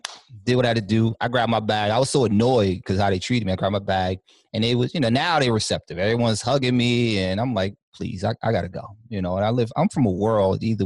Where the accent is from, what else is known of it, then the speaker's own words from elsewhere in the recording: New York City, New York, United States; I'm from Harlem.